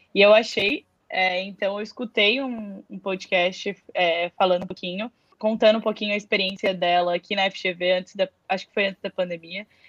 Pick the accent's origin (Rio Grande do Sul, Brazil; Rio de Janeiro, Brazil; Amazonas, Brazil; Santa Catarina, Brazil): Santa Catarina, Brazil; Florianópolis; moved away as an adult; now in São Paulo, Brazil; eu vivi a minha vida inteira em Floripa, no mesmo apartamento, então eu nunca tinha ido, é, nunca morei em outro lugar